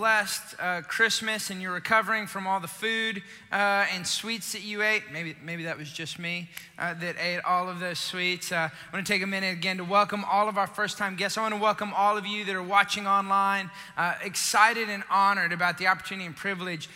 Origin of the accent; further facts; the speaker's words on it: Austin, Texas, United States; moved away; I'm originally from Austin